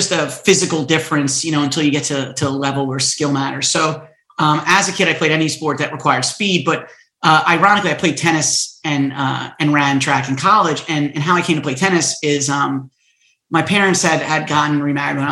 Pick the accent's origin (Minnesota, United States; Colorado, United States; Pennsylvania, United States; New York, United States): New York, United States; Stony Brook; also born or lived in Queens, New York; I was born in Queens, and my mother got divorced and remarried when I was very young, and so we moved out to Long Island